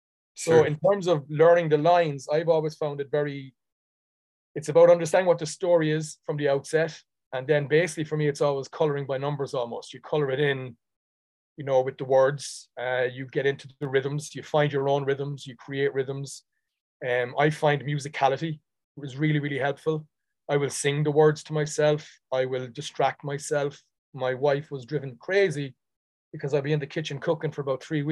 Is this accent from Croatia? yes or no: no; Dublin, Leinster, Ireland; accent: Dublin; now in New York City, United States; The Dublin accent sits very kind of easily with me. I'm from Dublin originally. I was born in Dublin.